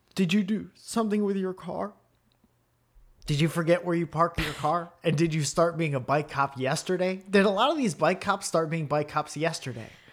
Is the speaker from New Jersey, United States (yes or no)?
no; Stratford, Connecticut, United States; where I grew up in Stratford, Connecticut